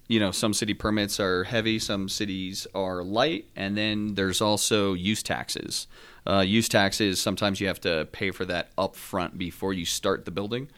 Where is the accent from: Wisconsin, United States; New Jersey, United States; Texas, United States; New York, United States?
New Jersey, United States; Northeast; moved away; also born or lived in South Carolina; I'm from the North, uh, from Northeast New Jersey